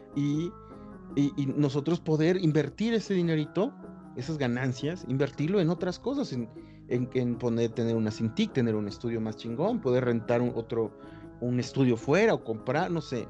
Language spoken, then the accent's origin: Spanish; Acapulco, Guerrero, Mexico; yo me crié en Acapulco